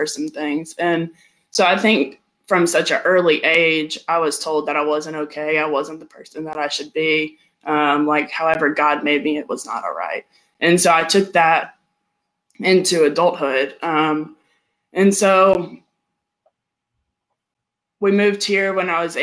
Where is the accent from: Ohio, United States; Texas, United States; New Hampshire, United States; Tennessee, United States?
Tennessee, United States; also born or lived in Georgia, United States; I was born in Georgia. And I moved here to Tennessee when I was 8 years old.